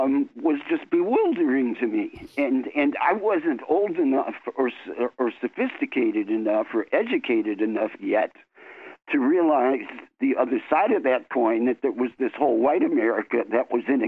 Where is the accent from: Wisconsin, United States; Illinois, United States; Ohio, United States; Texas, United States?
Wisconsin, United States; Milwaukee; also born or lived in New York; I was born in New York, but we went to school in Milwaukee, exactly.